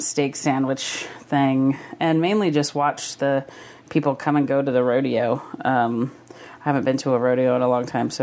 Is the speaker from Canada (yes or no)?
no; Havre, Montana, United States; Havre's my hometown